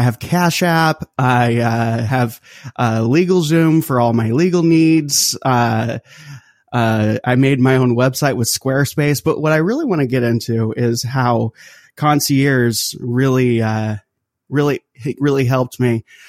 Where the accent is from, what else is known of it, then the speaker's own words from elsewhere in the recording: Charlemagne, Quebec, Canada; That's right. So I'm French Canadian.